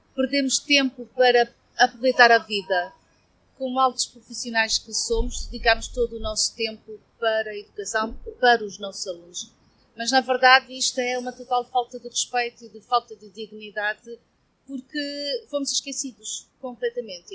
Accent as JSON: {"language": "Portuguese", "town": "Viana do Castelo", "region": "Norte", "country": "Portugal", "said": "sou de Viana do Castelo"}